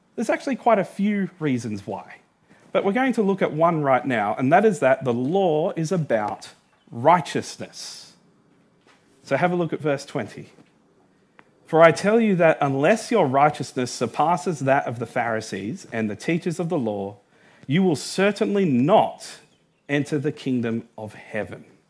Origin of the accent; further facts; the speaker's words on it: Australia; I was born in Australia.